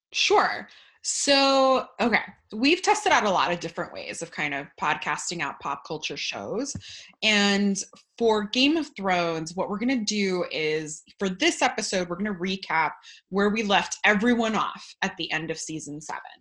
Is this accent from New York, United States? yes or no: no; California, United States; now in Florida, United States; I'm actually Californian uh, by birth, Floridian by trap